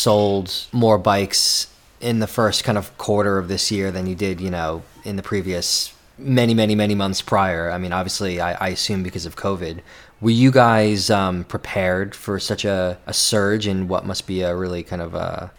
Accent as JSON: {"language": "English", "region": "New York", "country": "United States", "moved": "yes", "lives_now": "London, United Kingdom", "said": "I live in London. I'm from New York."}